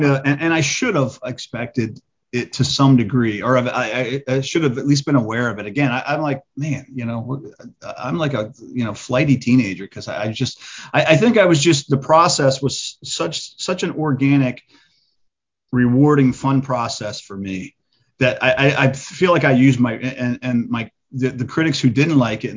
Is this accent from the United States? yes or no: yes; Edgewood, Maryland, United States; it'll always be my hometown